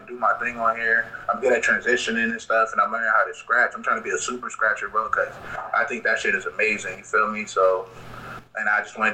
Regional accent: Arlington, Virginia, United States; now in Richmond, United States; I'm from Arlington

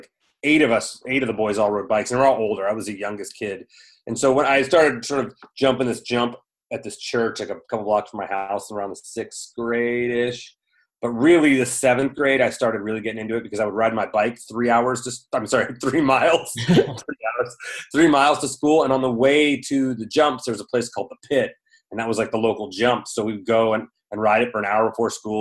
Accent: Southern California, United States; I grew up in Southern California, pretty much a California kid

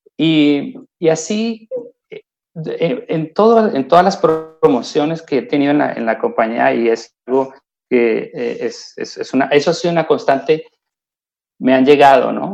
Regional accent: Colombia; moved away as an adult; now in Lausanne, Switzerland; en Colombia decimos don gente

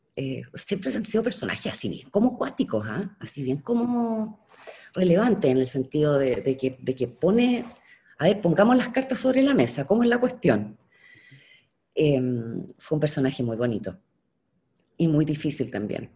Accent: Chile

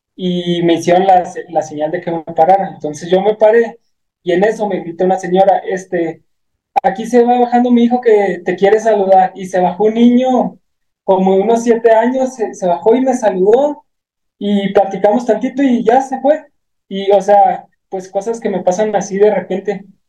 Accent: Guachochi, Chihuahua, Mexico; yo soy originario de, del municipio de Huachuchi, Chihuahua

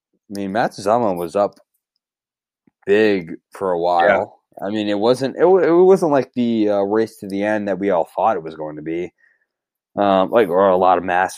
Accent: United States; as an American

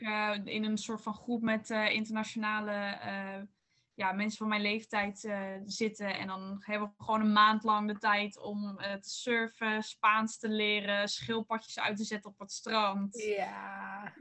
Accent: North Brabant, Netherlands; moved away as an adult; now in Leiden, Netherlands; ik kom uit Brabant

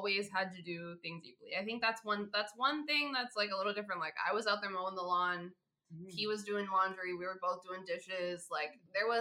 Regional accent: Florida, United States; moved away; I grew up in Florida

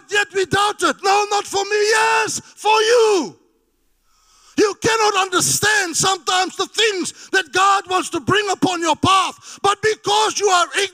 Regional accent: South Africa; I'm a South African.

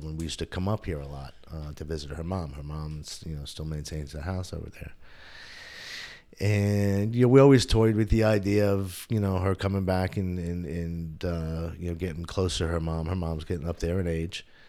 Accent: New Windsor, New York, United States; moved away as an adult; also born or lived in Bronx, New York / Rochester, New York / Brockport, New York / Buffalo, New York; now in Somerville, United States; lived upstate for a while, um, in, in a town just north of West Point, near the military academy, a little town called New Windsor. I grew up, uh, there

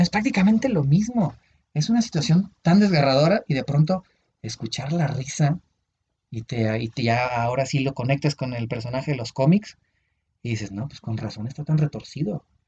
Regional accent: Uruapan, Michoacán, Mexico; moved away; ese era un viaje a mi pueblo, era, iba a Uruapan.

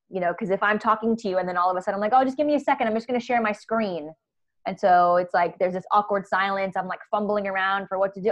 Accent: United States; accent: American; moved away as an adult; now in Australia; I'm American, uh, if you couldn't tell by my accent

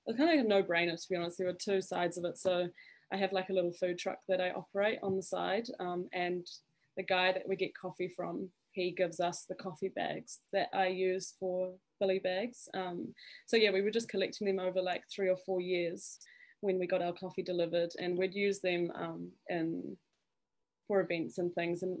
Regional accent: Zimbabwe; now in Papamoa, New Zealand; I'm quite connected to Africa because I was born and raised in Zimbabwe

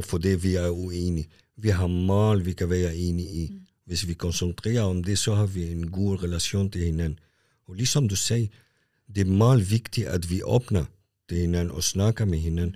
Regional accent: Lebanon; now in Kalundborg, Denmark; jeg er født i Libanon. Mm. Jeg kom også som en flytning og har været i Kalamborg i 35 år

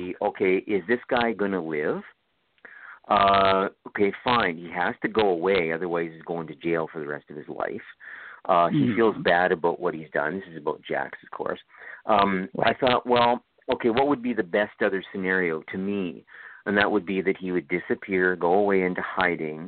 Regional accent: Toronto, Ontario, Canada; now in Ottawa, Canada; Toronto, where I'm from. I'm originally from Toronto.

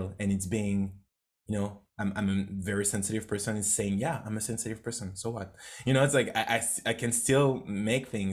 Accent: France; English is a second language; moved away as an adult; also born or lived in United States / Canada; I grew up in France. It was, I was not really not doing great at school

